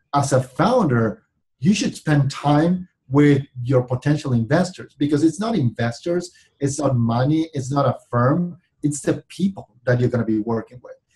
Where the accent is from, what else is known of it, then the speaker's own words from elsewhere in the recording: Argentina; moved away as an adult; now in California, United States; I was born and raised in Argentina